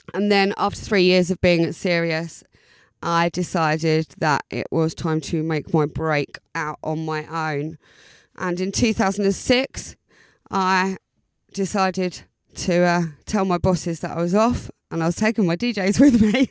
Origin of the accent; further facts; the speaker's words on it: Southend-on-Sea, East of England, United Kingdom; moved away as an adult; now in Brighton, United Kingdom; original Essex girl, born and bred in South Endonsee